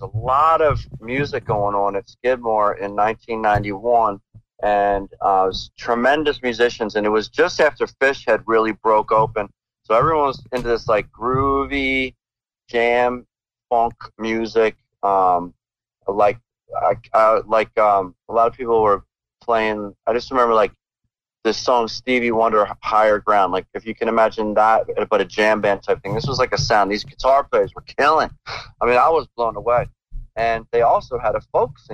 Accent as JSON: {"language": "English", "town": "Philadelphia", "region": "Pennsylvania", "country": "United States", "tie": "born or raised there", "moved": "yes", "said": "I grew up in Philadelphia"}